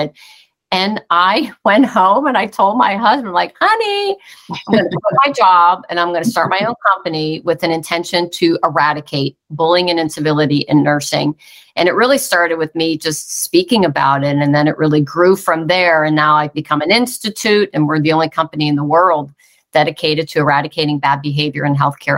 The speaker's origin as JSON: {"language": "English", "town": "Pittsburgh", "region": "Pennsylvania", "country": "United States", "said": "I'm originally from Pittsburgh, Pennsylvania"}